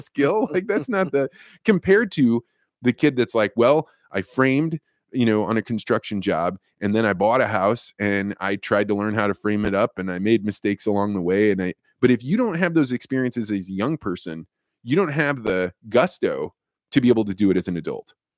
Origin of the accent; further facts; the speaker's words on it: Eureka, Illinois, United States; moved away; Eureka, Illinois prepared me to be a, you know, somebody that wa-, went out into the world